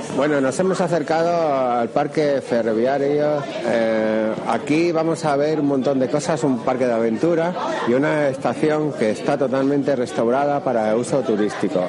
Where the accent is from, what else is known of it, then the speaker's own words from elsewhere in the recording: Extremadura, Spain; para los que venimos de Extremadura